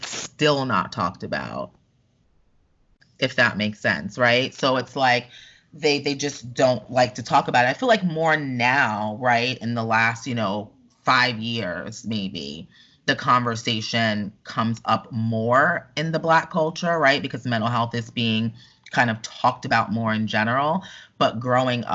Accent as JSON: {"language": "English", "region": "New York", "country": "United States", "tie": "born or raised there", "moved": "as an adult", "lives_now": "Orlando, United States", "said": "I grew up in New York"}